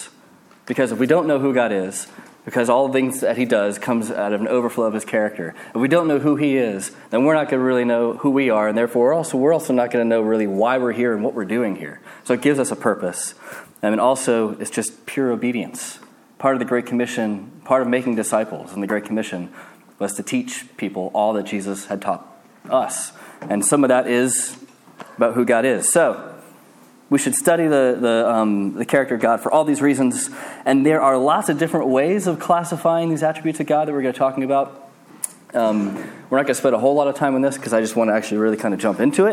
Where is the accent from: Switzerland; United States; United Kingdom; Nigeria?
United States; moved away; I'm American